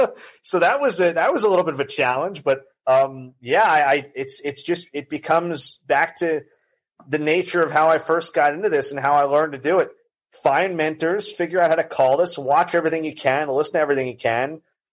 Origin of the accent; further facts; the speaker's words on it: New York, United States; moved away; I'm from New York originally. My parents now live in Connecticut